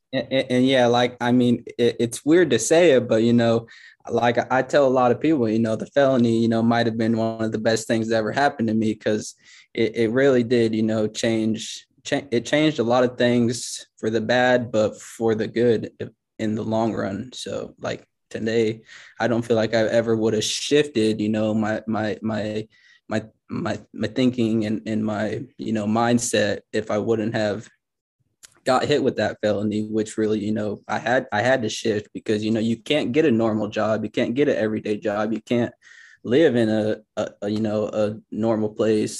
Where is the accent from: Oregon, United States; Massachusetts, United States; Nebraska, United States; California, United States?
Nebraska, United States; Grand Island; moved away as an adult; now in Lincoln, United States; I'm actually, I'm from Grand Island, Nebraska